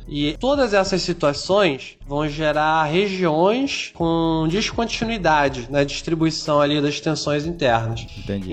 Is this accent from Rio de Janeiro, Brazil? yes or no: yes; Rio de Janeiro, Brazil; accent: carioca; moved away as an adult; now in Maranhão, Brazil; eu tenho sotaque diferenciado porque eu sou carioca da gema, então peço desculpa aí pelo chiado excessivo